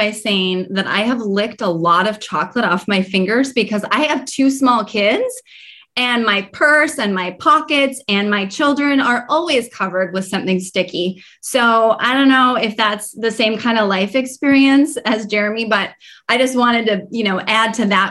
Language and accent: English; Minnesota, United States; I'm from Northern Minnesota in the US, and a wild rice hot dish. You know, we're from the land of casseroles